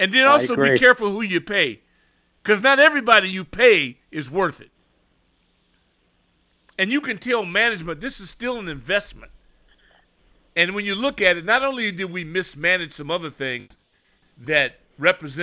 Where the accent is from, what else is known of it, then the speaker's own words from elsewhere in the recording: West Coast, United States; I'm from the West Coast